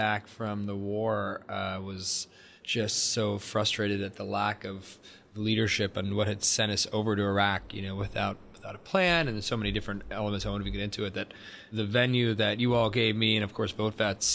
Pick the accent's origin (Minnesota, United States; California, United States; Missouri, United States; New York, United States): New York, United States; Buffalo; being from Buffalo